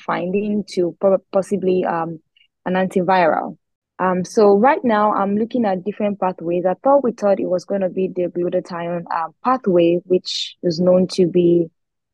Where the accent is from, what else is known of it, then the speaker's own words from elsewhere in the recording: Abeokuta, Ogun State, Nigeria; moved away as an adult; also born or lived in Akure, Ondo State / Lagos; I'm from Nigeria. I schooled in Lagos, but I am originally from Ondo State, Akure to be precise. I lived in another city and another state, Ogun State, and I lived in Abeokuta most of my life